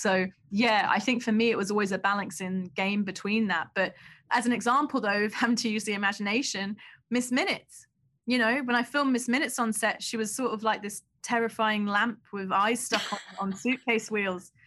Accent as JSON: {"language": "English", "region": "London", "country": "United Kingdom", "tie": "born or raised there", "said": "I grew up in Southeast London"}